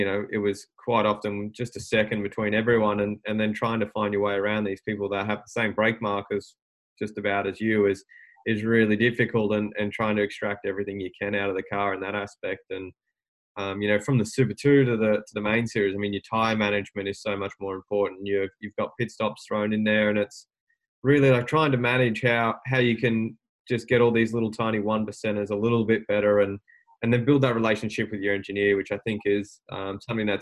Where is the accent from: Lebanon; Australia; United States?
Australia; Albury, New South Wales; I'm from Albury and I'm a mechanic.